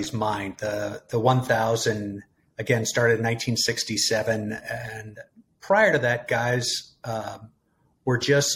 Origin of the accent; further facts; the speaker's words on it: San Francisco, California, United States; also born or lived in San Diego; I'm from the San Francisco area, grew up in the suburbs, and went to college in San Diego